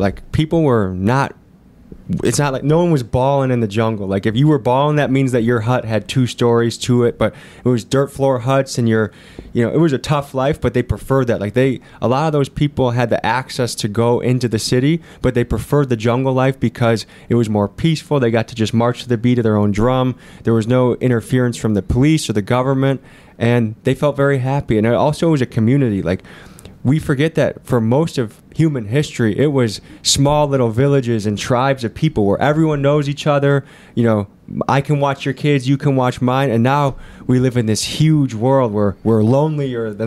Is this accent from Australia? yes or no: no; Crystal Lake, Illinois, United States; I was born in Crystal Lake, Illinois.